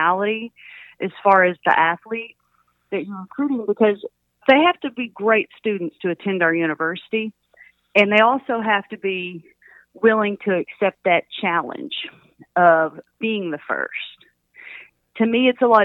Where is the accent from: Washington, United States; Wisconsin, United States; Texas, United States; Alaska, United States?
Texas, United States; Pittsburgh; moved away as an adult; also born or lived in Oregon; I grew up in Pittsburgh, Texas